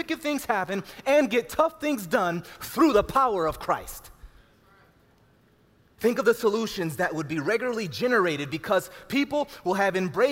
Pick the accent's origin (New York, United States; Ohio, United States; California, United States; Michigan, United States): Ohio, United States; Cleveland; growing up in Cleveland, Ohio